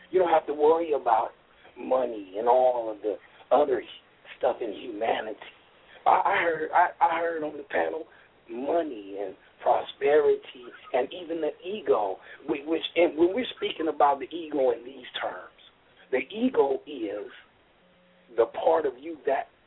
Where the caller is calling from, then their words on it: Oakland, California, United States; I uh, this is … I'm calling from Oakland, California.